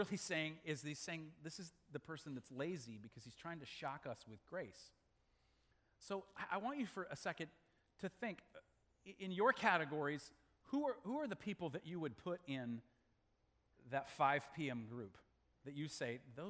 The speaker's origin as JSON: {"language": "English", "country": "Malawi", "tie": "born or raised there", "moved": "yes", "said": "I was born in Malawi, Africa"}